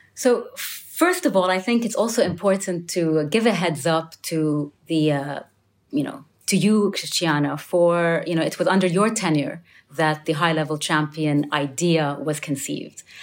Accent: United Arab Emirates; I'm from the United Arab Emirates

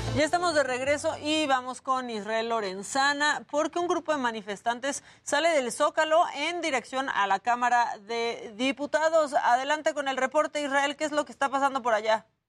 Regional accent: Tijuana, Baja California, Mexico; now in Mexico City, Mexico; Yo nací en Tijuana, pero mi familia no es de Tijuana, nací en Tijuana porque ahí estaban viviendo mis papás en ese momento.

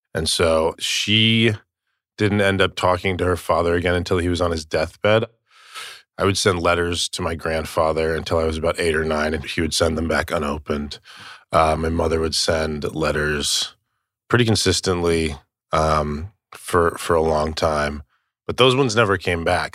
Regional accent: Tucson, Arizona, United States; I was from Tucson, Arizona

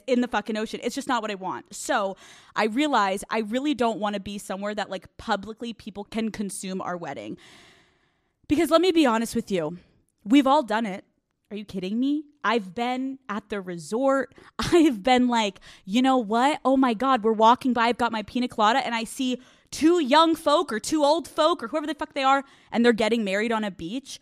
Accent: East Coast, United States; I'm from the East Coast

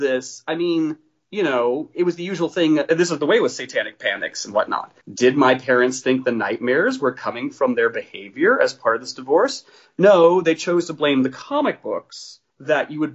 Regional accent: Story City, Iowa, United States; I grew up in Story City, Iowa, which is a small town of about 3,000 people

